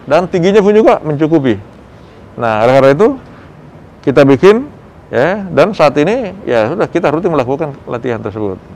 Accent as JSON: {"language": "Indonesian", "region": "South Sulawesi", "country": "Indonesia", "said": "Saya kebetulan orang Bugis, jadi saya sukanya ikan-ikanan."}